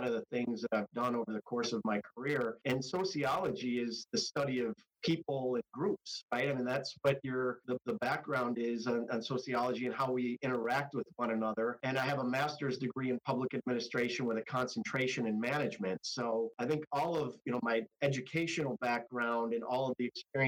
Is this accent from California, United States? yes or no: no; Rochester, New York, United States; moved away as an adult; also born or lived in Washington, D.C.; Home for me is upstate New York. I grew up in Rochester, New York